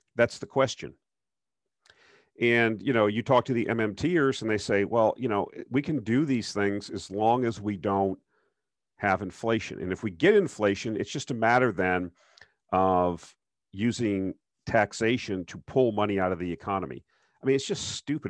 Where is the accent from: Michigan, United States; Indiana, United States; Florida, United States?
Florida, United States; South; I grew up in South Florida